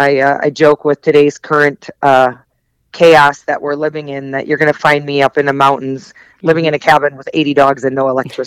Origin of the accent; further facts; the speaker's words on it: Wisconsin, United States; I grew up in Wisconsin. I'm a Midwest gal.